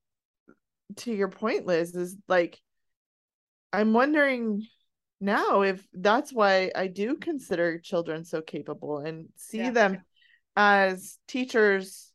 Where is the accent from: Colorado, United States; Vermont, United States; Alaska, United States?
Colorado, United States; Colorado high country, United States; I grew up in the Colorado high country